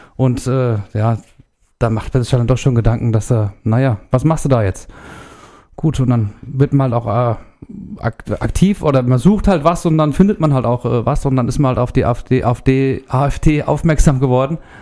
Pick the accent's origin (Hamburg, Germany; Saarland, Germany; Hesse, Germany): Hesse, Germany; Erlensee; komme aus Erlensee